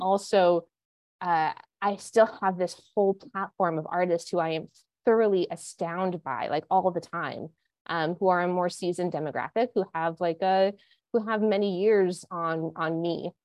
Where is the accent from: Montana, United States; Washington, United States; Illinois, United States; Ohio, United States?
Montana, United States; moved away as an adult; also born or lived in Santa Barbara, California / Los Angeles / New York; now in Connecticut, United States; I am not from Connecticut. No. um, I grew up in Montana.